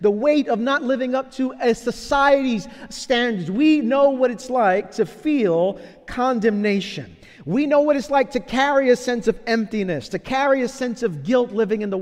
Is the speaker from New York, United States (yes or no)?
yes; New York City, New York, United States; As a child growing up in Brooklyn in the 1980s